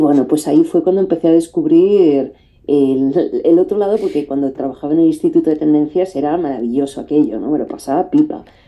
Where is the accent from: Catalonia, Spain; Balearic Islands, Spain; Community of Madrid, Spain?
Community of Madrid, Spain; Madrid; moved away as an adult; also born or lived in Paris; aquí me volví a Madrid, que yo soy de Madrid